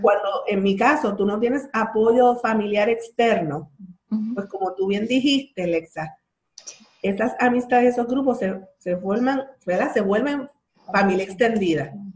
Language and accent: Spanish; Bayamón, Puerto Rico; yo soy de Bayamón